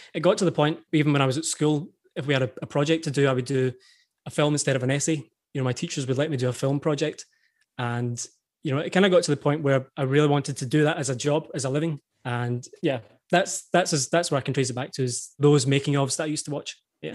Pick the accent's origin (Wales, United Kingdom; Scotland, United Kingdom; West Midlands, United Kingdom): Scotland, United Kingdom; East Kilbride; I grew up in East Kilbride, which is a kind of small town, maybe thirty minutes from